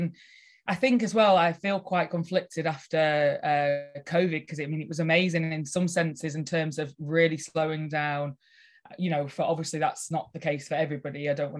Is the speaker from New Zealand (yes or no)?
no; Cockerham, North West England, United Kingdom; Yeah, so I am born and bred in Cockerham, which is just Lancaster area. I grew up on a farm, and when I was a teenager, I sort of thought I'm going to leave the area.